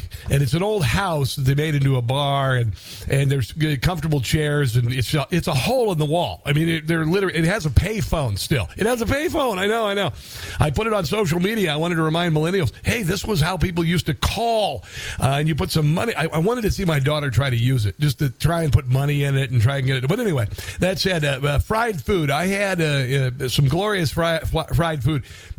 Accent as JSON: {"language": "English", "town": "Neola", "region": "Iowa", "country": "United States", "tie": "born or raised there", "also_born_or_lived": "Omaha, Nebraska", "moved": "yes", "said": "I was born in Omaha, and I grew up in a small town outside of Omaha, Nebraska, called Neola, Iowa."}